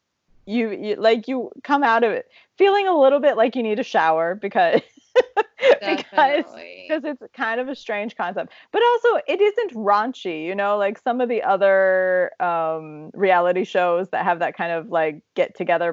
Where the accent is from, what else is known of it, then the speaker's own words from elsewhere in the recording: Zanesville, Ohio, United States; my hometown of Zanesville, Ohio